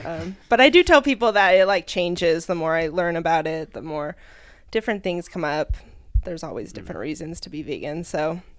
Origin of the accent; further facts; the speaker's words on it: Sparks, Nevada, United States; now in Reno, United States; Well, I'm from here, I guess. Raised in Sparks. Now I live in Reno.